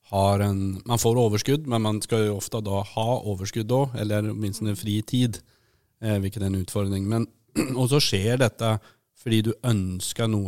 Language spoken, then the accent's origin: Norwegian; Sweden; Jeg er jo svensk også. Nå har jeg jo faktisk, Man får lov å være begge, så nå er jeg både norsk og svensk.